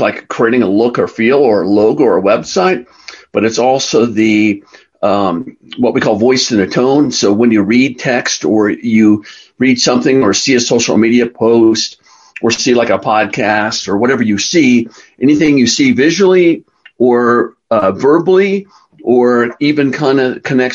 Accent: Carlsbad, California, United States; now in Colorado, United States; I grew up in Carlsbad, California, which is on the coast, about 45 minutes north of San Diego on the coast

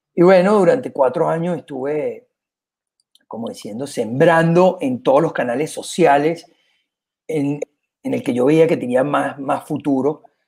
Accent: Venezuela; moved away as an adult; also born or lived in Panama / Costa Rica / Miami, United States / Vienna, Austria; now in Spain; soy venezolano con mucho orgullo. crecí como con agencia en Venezuela

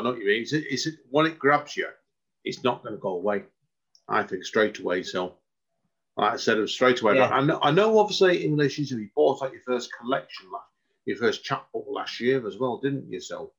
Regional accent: Stretford, North West England, United Kingdom; moved away as an adult; now in Liverpool, United Kingdom; because I'm from Stretford originally, South Manchester.

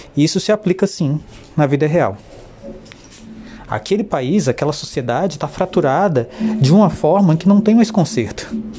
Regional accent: Brazil; Nós, brasileiros

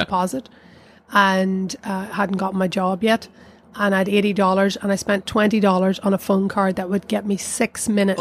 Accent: South Down, Northern Ireland, United Kingdom; moved away as an adult; also born or lived in Newry; now in New York, United States; I grew up in South Down

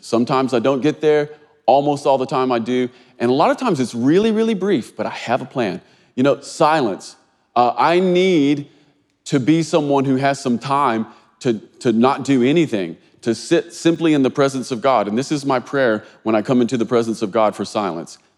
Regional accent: Kentucky, United States; this feels like my home state

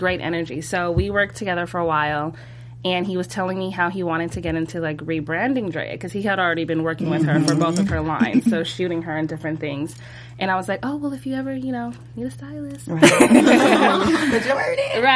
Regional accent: Northern California, United States; moved away as an adult; I'm actually from Northern California.

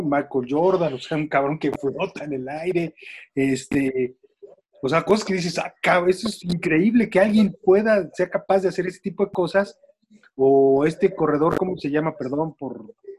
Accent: Mexico; lo que somos los mexicanos

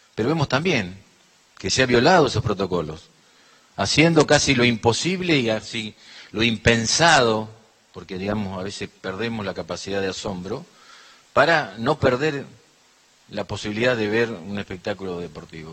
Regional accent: La Pampa, Argentina; nosotros como pampeanos

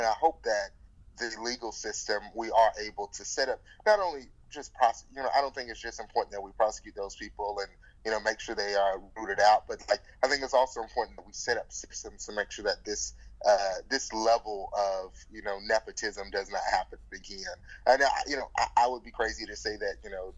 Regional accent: Alabama, United States; here in my home state

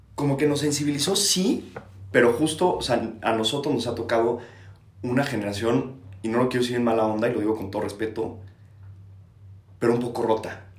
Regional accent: Mexico; no soy de la Ciudad de México, soy de otro estado de la República

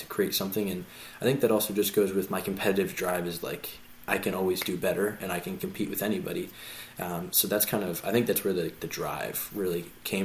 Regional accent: Philadelphia, Pennsylvania, United States; I grew up all in Philly

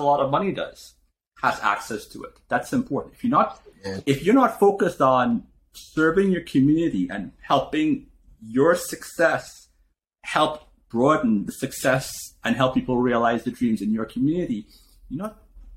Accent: Trinidad & Tobago; moved away as an adult; now in United States; I came from Trinidad, I had $500 in my pocket when I came here

